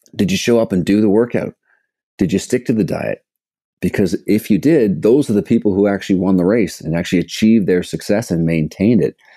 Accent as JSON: {"language": "English", "town": "Toronto", "region": "Ontario", "country": "Canada", "also_born_or_lived": "British Columbia", "said": "I'm from Canada, from Toronto, background in sport growing up"}